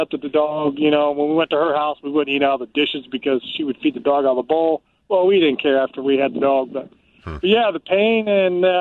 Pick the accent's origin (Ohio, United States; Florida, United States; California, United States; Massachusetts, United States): Ohio, United States; We're from Ohio